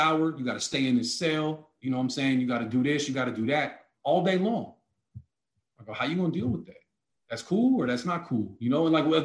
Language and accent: English; the Bay Area, California, United States; We're from the Bay